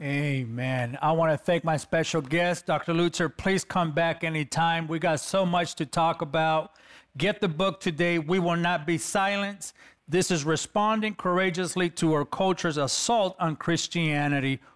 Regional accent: Los Angeles, California, United States; I'm a kid from East L A, California

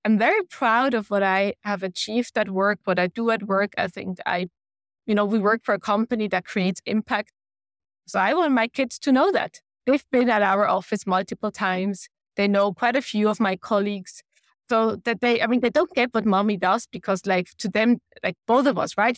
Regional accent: Switzerland; moved away as an adult; also born or lived in Denmark; We deliberately moved to Switzerland where I am from, where we have family that can support us

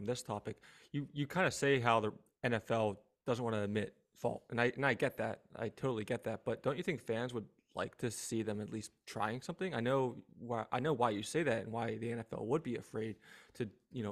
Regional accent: Philadelphia, Pennsylvania, United States; I'm from Philadelphia

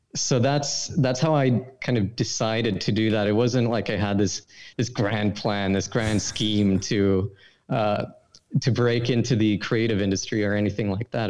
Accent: Sweden; I'm from Sweden, obviously, and in high school I had I'd study this program called International Baccalaureate

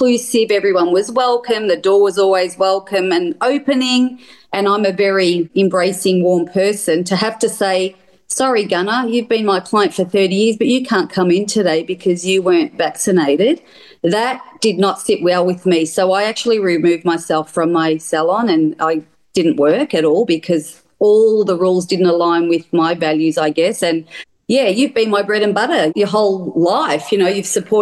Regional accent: Melbourne, Victoria, Australia; I'm from Melbourne, Australia, and I grew up in the same community pretty much my whole life

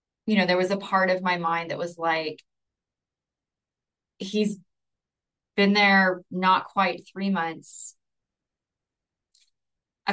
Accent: Chula Vista, California, United States; moved away as an adult; also born or lived in National City, California; I grew up in Chula Vista, lived there the majority of my life, and moved to National City. That's where we moved from

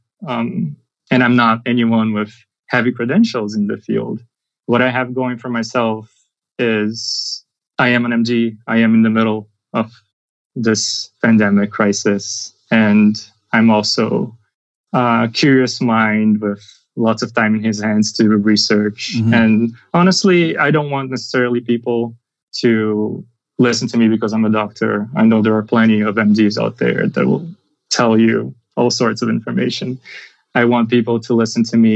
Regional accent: Brazil; moved away as an adult; also born or lived in New York City, United States; now in United States; I'm from Brazil. And that's where I did my medical school.

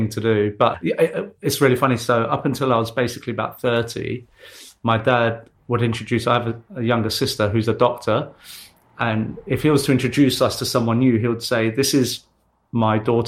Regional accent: London, United Kingdom; Born and raised in East London.

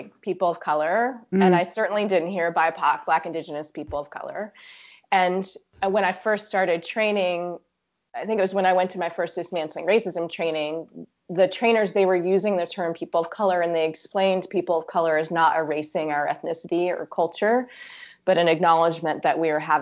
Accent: Virginia, United States; also born or lived in Pacific Northwest; I grew up in Virginia

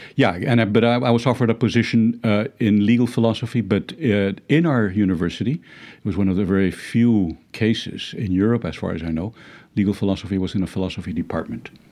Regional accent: Cali, Valle del Cauca, Colombia; moved away; I studied at an American school in, in Cali, where I was born

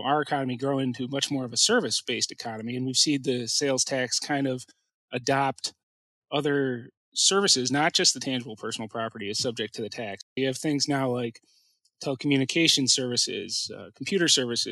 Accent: Cleveland, Ohio, United States; moved away as an adult; now in Columbus, United States; I practice out of Columbus, but I'm originally from Cleveland

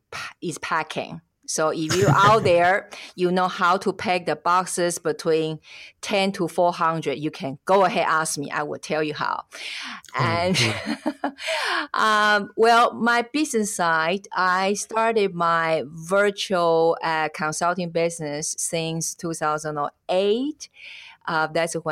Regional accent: Taiwan; English is a second language; now in Switzerland; I am originally from Taiwan, and at the moment I live in Switzerland. It's because my husband's Swiss.

